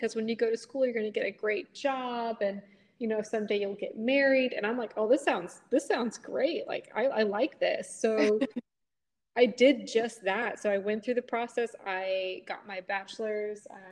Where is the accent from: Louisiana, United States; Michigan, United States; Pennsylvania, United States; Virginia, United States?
Virginia, United States; Stafford; I'm born and raised in Stafford, Virginia